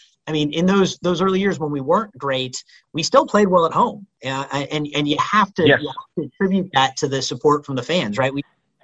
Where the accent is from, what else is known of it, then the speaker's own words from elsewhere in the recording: the Bay Area, California, United States; I grew up in the Bay, you know, going to Warriors games